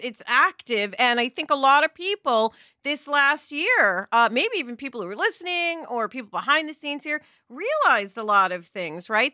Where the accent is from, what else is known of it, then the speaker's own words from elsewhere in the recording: New York, United States; I'm from New York